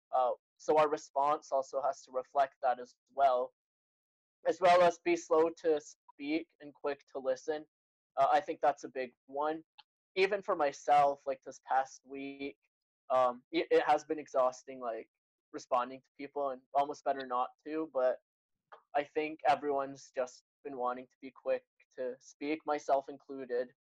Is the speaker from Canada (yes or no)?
yes; Canada; I'm Canadian, as Crawford said, born in Canada, uh, but I have Egyptian parents. They immigrated before I was born here.